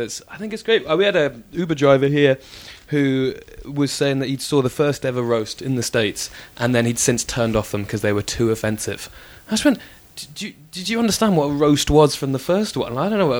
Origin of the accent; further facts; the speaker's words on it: Ipswich, East of England, United Kingdom; I grew up in Ipswich.